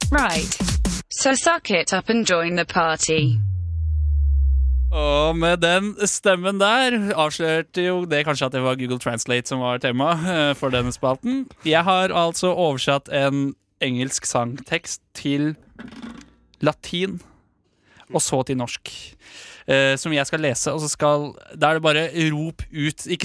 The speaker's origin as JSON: {"language": "Norwegian", "town": "Drammen", "region": "Buskerud", "country": "Norway", "tie": "born or raised there", "said": "Det er en dame fra Drammen, eh, faktisk mitt, min hjemby."}